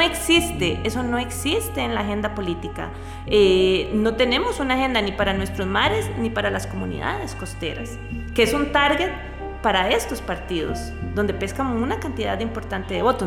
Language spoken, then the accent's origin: Spanish; Costa Rica; como costarricense